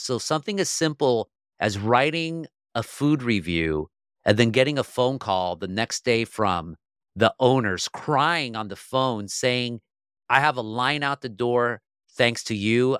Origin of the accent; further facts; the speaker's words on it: Orange County, California, United States; I'm from Orange County, California, where you have a lot of comfortable people